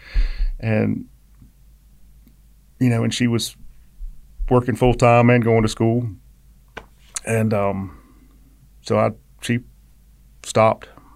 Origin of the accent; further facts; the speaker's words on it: Savannah, Georgia, United States; also born or lived in Statesboro, Georgia; I grew up in Savannah up until 80, 81